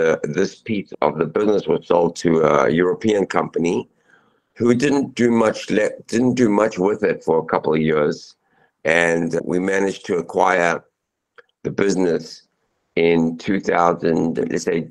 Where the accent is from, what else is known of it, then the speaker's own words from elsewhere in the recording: Zimbabwe; moved away; I'm an immigrant. I was born in Zimbabwe. I came here in 1980.